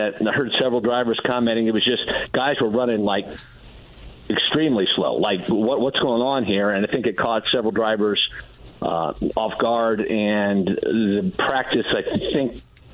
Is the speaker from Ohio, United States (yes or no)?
yes; Delphos, Ohio, United States; The A&W in Delphus, Ohio, my hometown